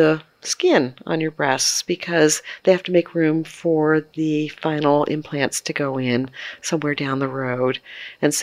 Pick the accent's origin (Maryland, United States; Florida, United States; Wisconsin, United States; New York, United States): Maryland, United States; I'm from Maryland. I love Maryland.